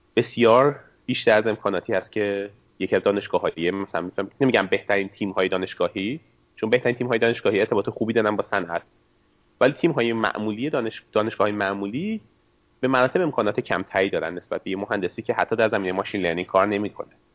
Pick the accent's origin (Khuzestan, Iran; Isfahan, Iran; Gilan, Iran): Isfahan, Iran; accent: Isfahani; moved away as an adult; also born or lived in Canada; now in Seattle, United States; لهجم که نشون میده اصفهانی هستم